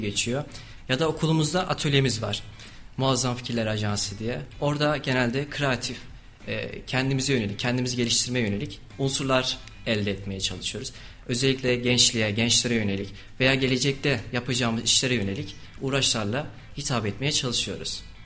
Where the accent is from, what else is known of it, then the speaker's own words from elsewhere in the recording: Kayseri Province, Turkey; also born or lived in Erzurum; aslen Erzurumluyum ama Kayseri'de doğup büyüdüm